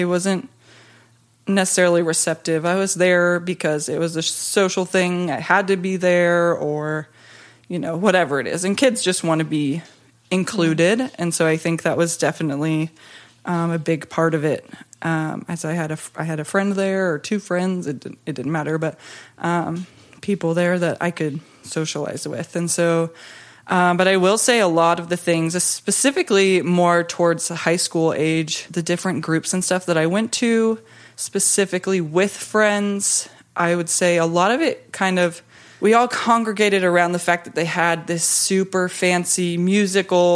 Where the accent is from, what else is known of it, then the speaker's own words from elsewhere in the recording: Georgia, United States; I grew up in the South in a nominally Christian home